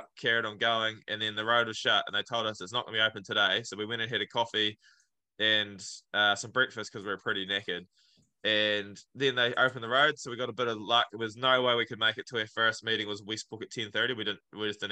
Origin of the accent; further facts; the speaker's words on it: Clinton, Otago, New Zealand; Clinton, which is my hometown